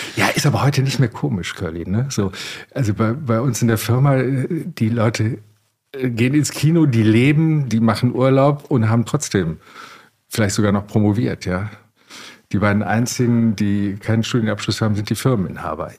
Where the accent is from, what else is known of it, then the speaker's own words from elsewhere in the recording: Wermelskirchen, North Rhine-Westphalia, Germany; moved away; Ich komme aus Wermelskirchen, einer Metropole im Bergischen Land, die zu Recht keiner kennt.